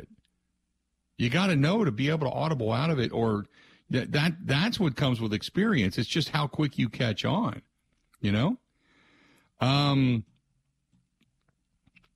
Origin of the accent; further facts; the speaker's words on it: Cincinnati, Ohio, United States; growing up in Cincinnati